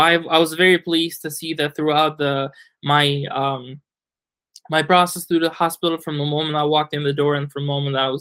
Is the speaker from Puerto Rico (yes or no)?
no; Albania; moved away as an adult; also born or lived in Tirana, Albania / New York, United States; now in Vancouver, Canada; I was born in in Albania in 1993, and then I switched schools from a village to the capital